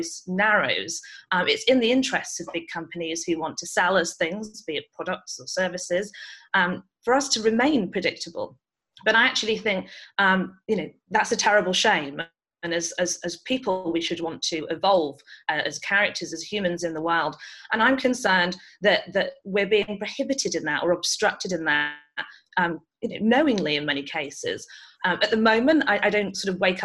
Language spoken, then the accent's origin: English; United Kingdom; moved away; you can probably tell from my accent, I grew up in the UK